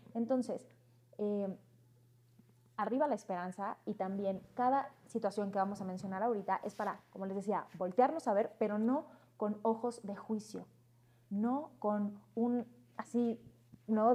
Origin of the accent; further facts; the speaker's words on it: Cancún, Quintana Roo, Mexico; Yo crecí en Cancún.